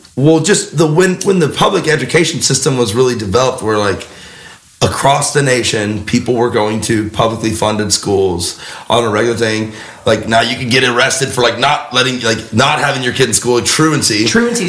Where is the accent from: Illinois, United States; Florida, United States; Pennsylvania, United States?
Florida, United States; moved away; I'm from Florida.